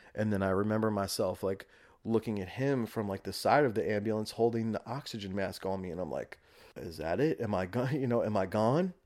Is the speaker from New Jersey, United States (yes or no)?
no; Rockland County, New York, United States; born and raised in Rockland County, New York